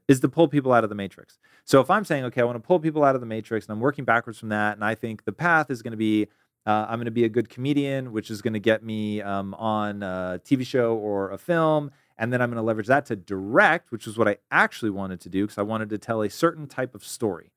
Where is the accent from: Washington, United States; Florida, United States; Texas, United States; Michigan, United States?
Washington, United States; Tacoma; moved away; I am originally from Tacoma, Washington.